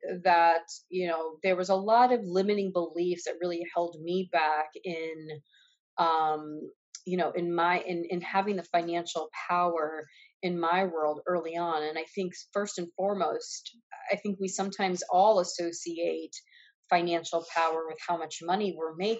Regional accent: New York, United States; now in Los Angeles, United States; I am here living in Los Angeles. I'm originally from New York.

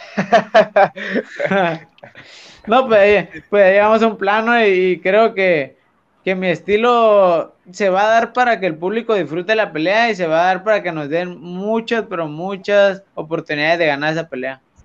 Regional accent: Tijuana, Baja California, Mexico; como buen mexicano

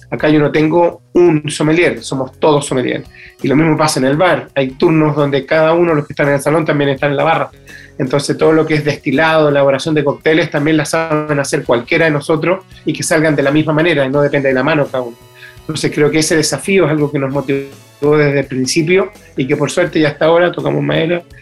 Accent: Chile; eh, como chileno, incluir el vino en la canasta familiar

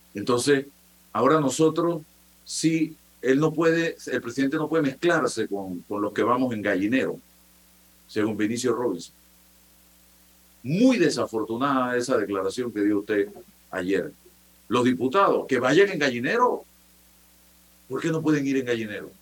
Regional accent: Chitré, Herrera, Panama; Yo soy de Chitre

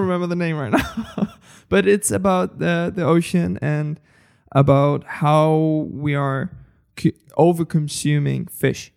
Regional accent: Spain; I come from Spain

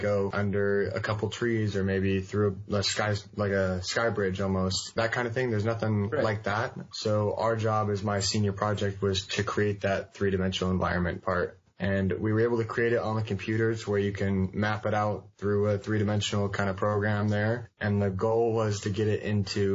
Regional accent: Bellevue, Washington, United States; I'm from Bellevue, Washington. I kind of grew up here since I was like 11 or 12, I think, or maybe 10 or 11

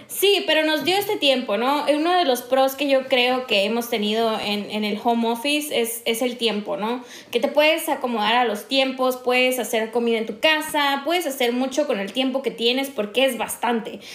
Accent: northern Mexico, Mexico; accent: norteña; soy más norteña que nada

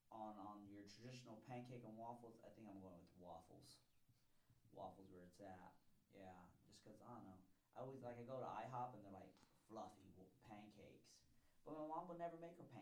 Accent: San Antonio, Texas, United States; I'm from San Antonio

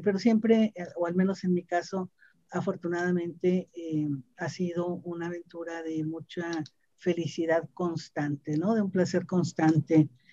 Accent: Monterrey, Nuevo León, Mexico; soy una eh, regiomontana, una mujer que nació en, el seno de una familia

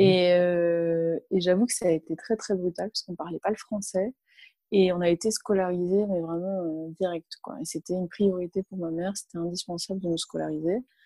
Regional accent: Niort, Nouvelle-Aquitaine, France; French is a second language; moved away as an adult; also born or lived in Palestinian refugee camp / Paris / Montpellier; j'ai grandi en ZEP et, en ZUP. Donc, euh, donc alors à Niort, c'est, voilà, ça reste une petite ville

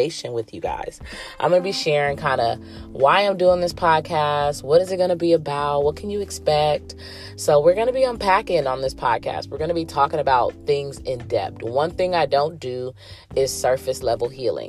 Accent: California, United States; I was born and raised in California and still currently residing in California

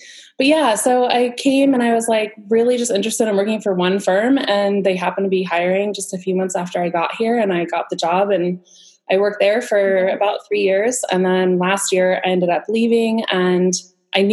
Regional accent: Southern California, United States; I grew up in Southern California and I went to school at San Diego State University.

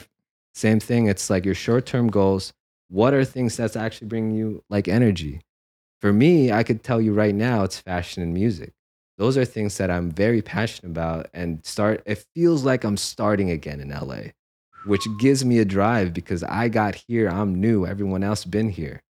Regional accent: San Jose, California, United States; moved away as an adult; also born or lived in Philippines / New York City; now in Los Angeles, United States; growing up in San Jose

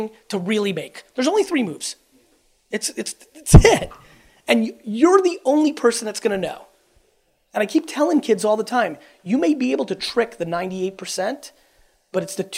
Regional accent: Russia; I was born in Russia

